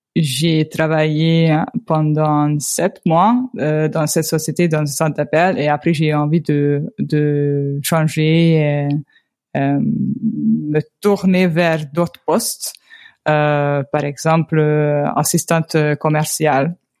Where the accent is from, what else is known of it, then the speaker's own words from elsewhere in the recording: Hungary; French is a second language; also born or lived in Toulouse, France; je viens de Hongrie. Euh, je viens euh, d'une petite ville dans la partie est de la Hongrie